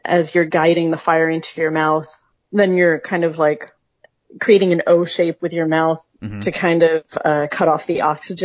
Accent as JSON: {"language": "English", "region": "upstate New York", "country": "United States", "tie": "born or raised there", "said": "I grew up on the Canadian border in upstate New York on a dairy farm"}